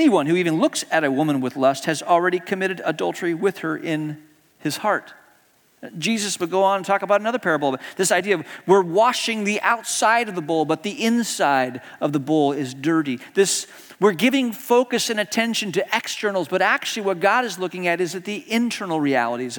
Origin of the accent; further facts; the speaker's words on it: Hong Kong; growing up in Hong Kong, as a kid, I got to join the Cub Scouts